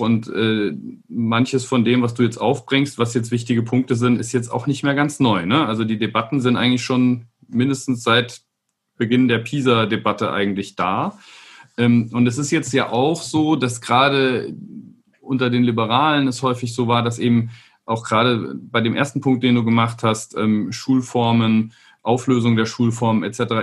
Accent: Rhineland-Palatinate, Germany; ich bin in Rheinland-Pfalz aufgewachsen

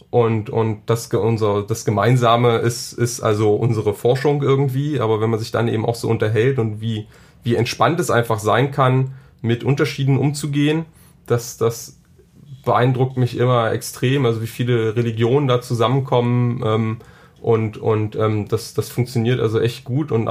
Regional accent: Saxony-Anhalt, Germany; ich komme, wie gesagt, aus Sachsen-Anhalt. Ähm, vom Land

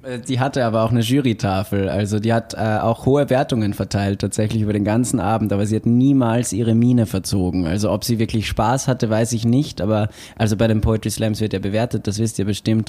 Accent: Austria; now in Bochum, Germany; ich bin ja Österreicher

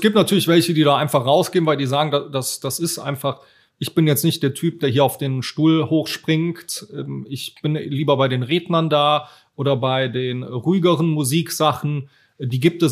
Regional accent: Cologne, North Rhine-Westphalia, Germany; accent: Rhenish; ich bin natürlich auch hier in Köln groß geworden

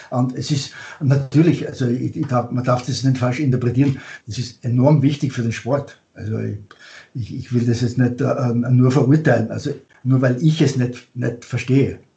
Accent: Austria; Als Österreicher, österreichisches Rad, mein erstes Rad

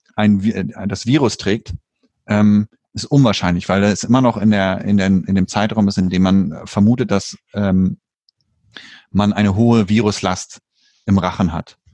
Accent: Germany; now in Sweden; bei uns in Deutschland

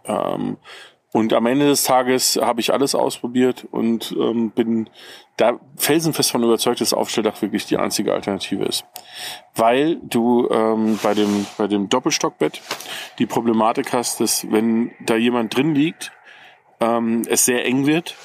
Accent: Ruhr area, North Rhine-Westphalia, Germany; now in Bavaria, Germany; ich komme ja nicht ursprünglich aus Bayern, ich wohne hier schon sehr, sehr lange, aber ich komme aus dem Ruhrgebiet

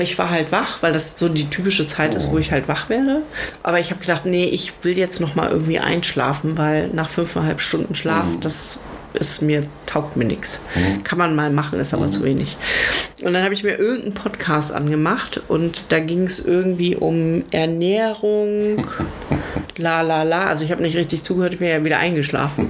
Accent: Lower Saxony, Germany; ich bin ja äh, in Niedersachsen zur Schule gegangen

